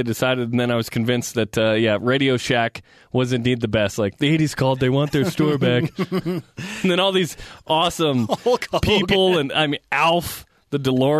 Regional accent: Utah, United States; I'm from Utah.

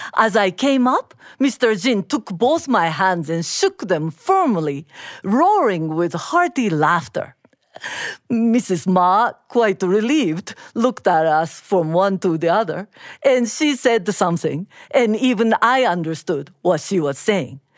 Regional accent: Japan; I am Japanese

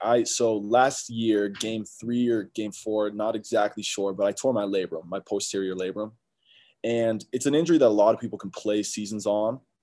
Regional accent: Salt Lake City, Utah, United States; I'm from Salt Lake. Uh, I went to Olympus High School

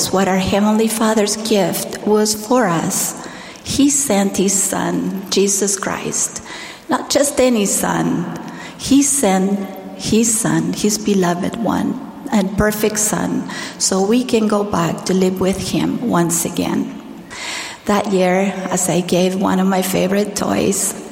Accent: Argentina; as a primary child growing up in Argentina

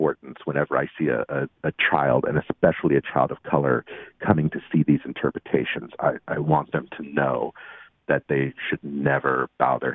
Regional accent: West Virginia, United States; moved away; I grew up in West Virginia, so I was really a minority

